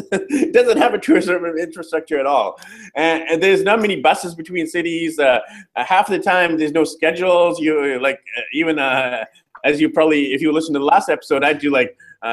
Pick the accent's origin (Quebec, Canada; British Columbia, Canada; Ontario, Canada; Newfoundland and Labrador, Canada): British Columbia, Canada; Burnaby; I'm actually from, like, Burnaby.